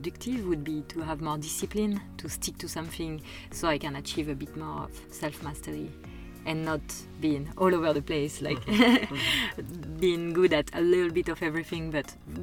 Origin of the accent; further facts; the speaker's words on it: Paris, Île-de-France, France; I come from Paris. I'm born inside of Paris